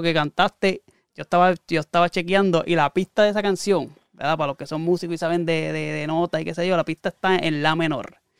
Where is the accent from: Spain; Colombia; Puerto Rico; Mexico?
Puerto Rico